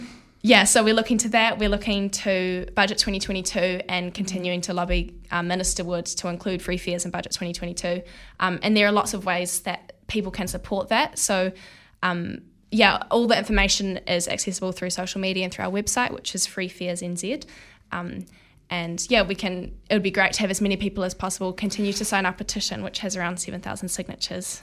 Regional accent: Porirua, Wellington, New Zealand; now in Wellington, New Zealand; I grew up in Porirua

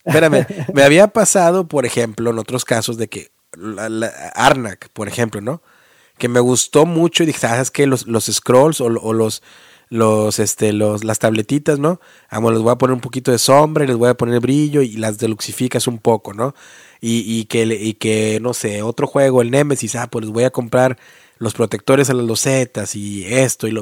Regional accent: Mexico; now in United States; nuestra historia y el folclore como mexicanos, ¿no? nuestra cultura

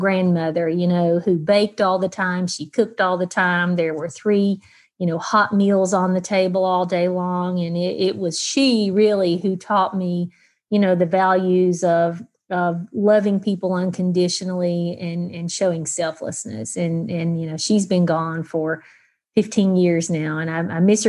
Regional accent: Mingo County, West Virginia, United States; also born or lived in Logan County, West Virginia; I was born in Logan County, but raised in Mingo County my whole entire life.

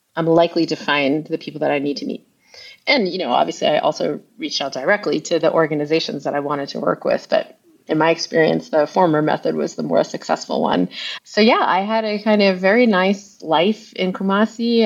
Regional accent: Long Island, New York, United States; moved away as an adult; also born or lived in Ghana; I grew up mostly on Long Island

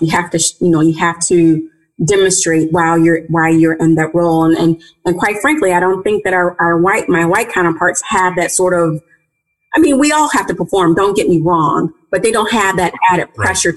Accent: St. Louis, Missouri, United States; I grew up in St. Louis. I, am born and raised from St. Louis, Missouri

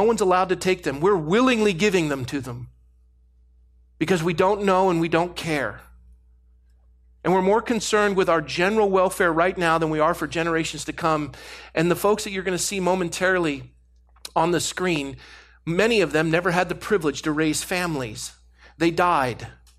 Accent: United States; I'm an American. I'm a Christian. I'm an American.

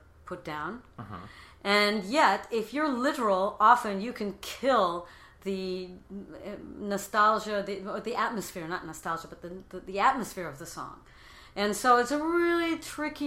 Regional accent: Cleveland, Ohio, United States; first language English; moved away; also born or lived in Paris / Bristol; I'm from Cleveland

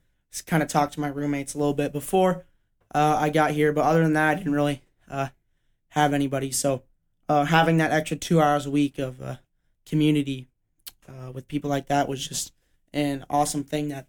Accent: Denver, Colorado, United States; Yeah, I'm from Denver, so shout out 303, any of my Denver area listeners or just Colorado

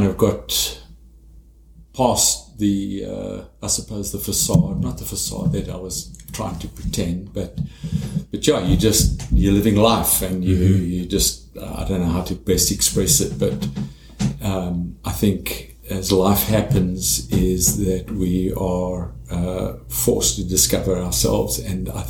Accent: South Africa; moved away as an adult; now in Travelers Rest, United States; I'm from South Africa.

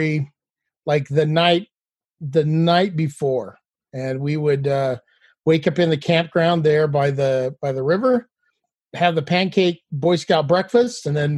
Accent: Salt Lake Valley, Utah, United States; I grew up in Utah in the Salt Lake Valley

